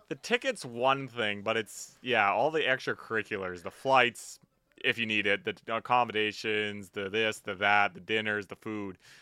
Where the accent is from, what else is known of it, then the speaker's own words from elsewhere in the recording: Vancouver, British Columbia, Canada; I'm from Vancouver